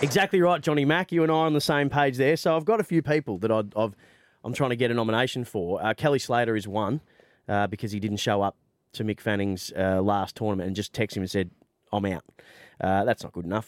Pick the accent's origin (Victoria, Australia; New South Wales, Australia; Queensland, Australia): Victoria, Australia; now in Brisbane, Australia; I grew up in Victoria